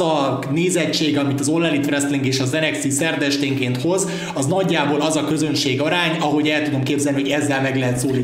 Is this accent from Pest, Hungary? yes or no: no; Pécs, Baranya, Hungary; mégiscsak a szülővárosom